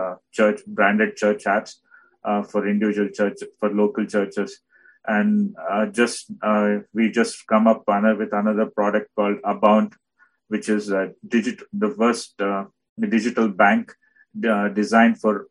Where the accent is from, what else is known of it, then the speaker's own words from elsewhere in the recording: India; also born or lived in Bhadravati, South India; I'm from India